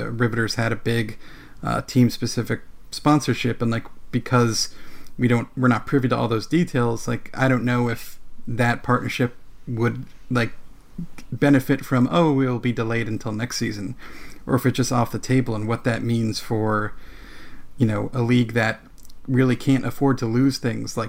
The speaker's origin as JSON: {"language": "English", "region": "New Jersey", "country": "United States", "tie": "born or raised there", "said": "I grew up in New Jersey"}